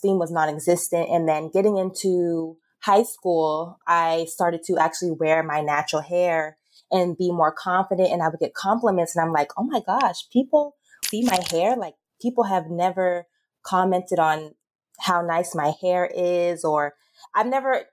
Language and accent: English; Atlanta, Georgia, United States; I grew up in the South in Georgia, Atlanta, Georgia.